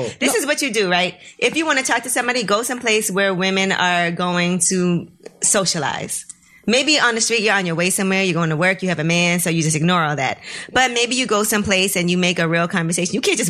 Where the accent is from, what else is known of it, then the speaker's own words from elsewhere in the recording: New York City, New York, United States; I'm from New York